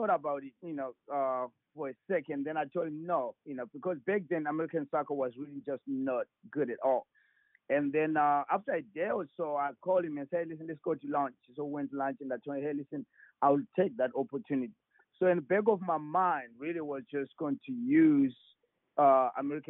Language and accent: English; Zimbabwe; moved away as an adult; now in United States; I grew up there, of course. I was born and raised there.